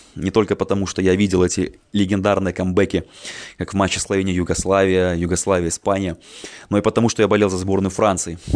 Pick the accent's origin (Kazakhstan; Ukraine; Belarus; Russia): Belarus; Minsk; мне 27 лет, я из Минска